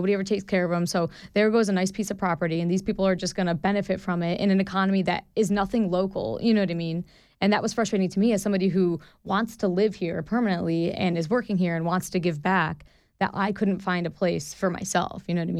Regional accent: Buffalo, New York, United States; now in Idaho, United States; I still answer Buffalo.

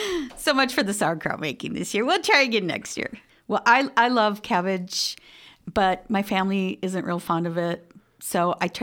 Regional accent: Midwest, United States; I'm from the Midwest.

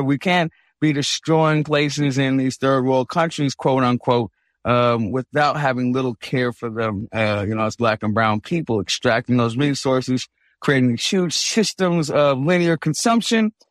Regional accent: San Francisco, California, United States; I'm from Hunters Point, San Francisco specifically, so a lot of the hip hoppers I heard when I was growing up were talking about things like the Navy shipyard

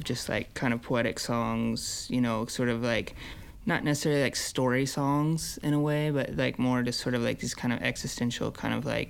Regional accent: Iowa, United States; also born or lived in Minnesota; now in Minneapolis, United States; growing up in Iowa, around Iowa songwriters

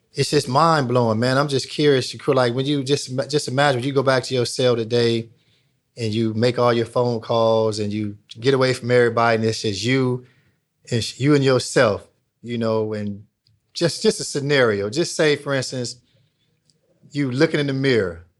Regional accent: Long Beach, California, United States; growing up in Long Beach

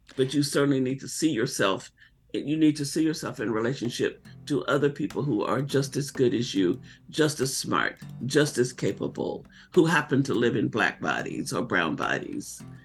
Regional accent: Arkansas, United States; as a little girl growing up in Arkansas

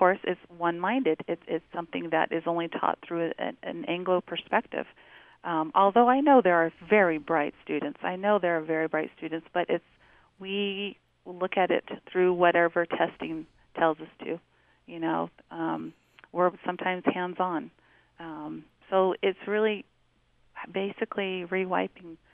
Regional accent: Navajo Nation, United States; now in Salt Lake City, United States; I'm from the Diné Nation, and my husband's from the Northern Cheyenne tribe in Lame Deer, Montana

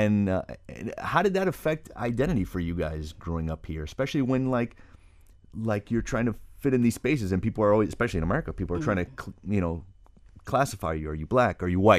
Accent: Miami, Florida, United States; because growing up in Miami, that's not really.

